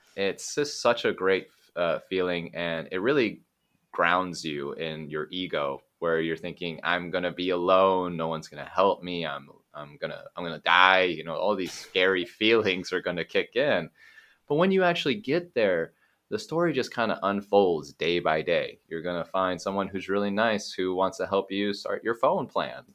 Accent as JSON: {"language": "English", "town": "Eugene", "region": "Oregon", "country": "United States", "tie": "born or raised there", "also_born_or_lived": "California / Japan / Taiwan / Mexico", "moved": "as an adult", "said": "born in California, but I grew up in Oregon."}